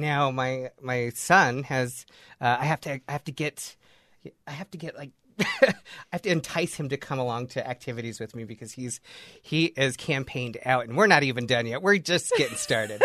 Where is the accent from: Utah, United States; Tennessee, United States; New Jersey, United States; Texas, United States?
Utah, United States; Layton; I was born and raised in Layton